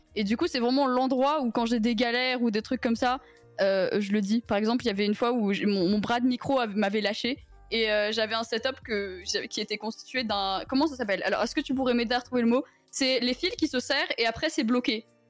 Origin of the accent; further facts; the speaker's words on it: Italy; Je suis italienne